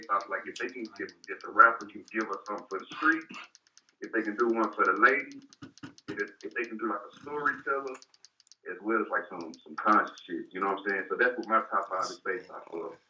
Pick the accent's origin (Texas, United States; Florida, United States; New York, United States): Texas, United States; I'm from Texas